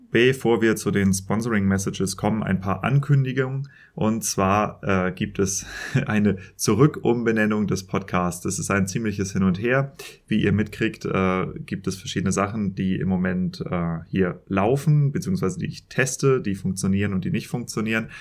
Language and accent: German; Germany; accent: German; wie ich mit Denglisch klinge, also meinem deutschen Akzent